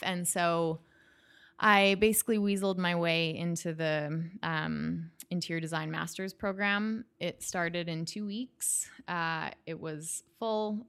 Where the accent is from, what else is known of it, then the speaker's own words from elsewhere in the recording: Calgary, Alberta, Canada; now in United States; I am from Canada. I grew up in Calgary, which is in Western Canada